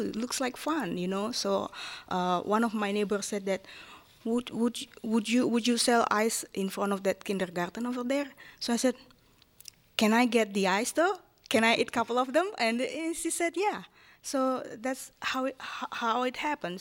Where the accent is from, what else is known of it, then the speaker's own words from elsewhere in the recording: Japan; English is a second language; moved away as an adult; now in Erie, United States; I grew up in, in, as a Japanese woman in an Asian country